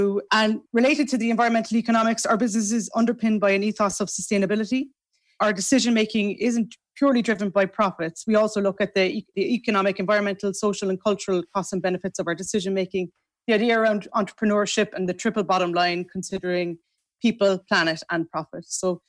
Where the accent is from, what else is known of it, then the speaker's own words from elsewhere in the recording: Macroom, Munster, Ireland; I grew up in Macroom.